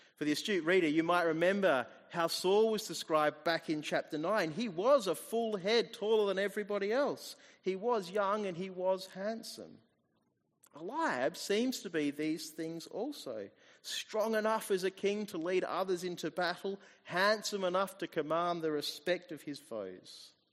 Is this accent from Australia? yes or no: yes; Australia; also born or lived in New Zealand; I moved here when I was about two years old, or just after turning two. So I am pretty much Australian